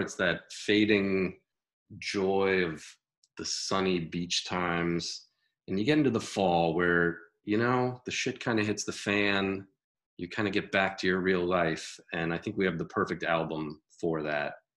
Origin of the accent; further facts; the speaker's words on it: Connecticut, United States; growing up in Connecticut